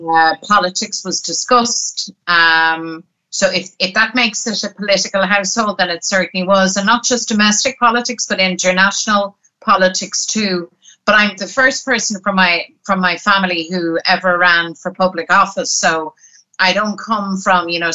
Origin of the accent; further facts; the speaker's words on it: Dublin, Leinster, Ireland; I'm a Dubliner